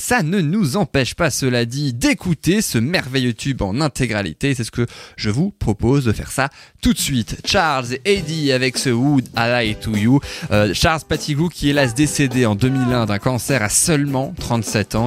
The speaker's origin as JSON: {"language": "French", "country": "France", "said": "en 2009 chez nous en France"}